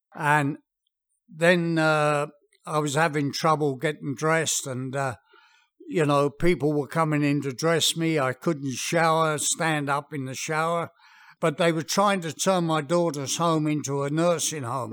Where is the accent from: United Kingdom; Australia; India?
United Kingdom; England; moved away; being English, we had a very, very English garden.